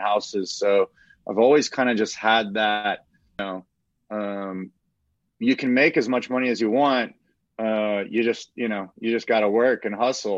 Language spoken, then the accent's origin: English; Austin, Texas, United States; I grew up in Austin my whole life